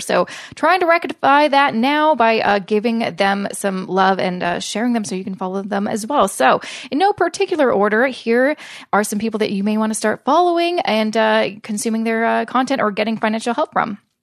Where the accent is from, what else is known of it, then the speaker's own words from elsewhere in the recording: Canada; I'm a Canadian